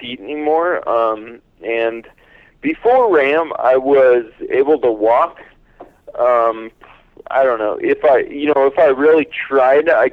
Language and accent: English; Northern California, United States; moved away as an adult; now in Pennsylvania, United States; I grew up in Northern California, and I lived here until about 5 years ago.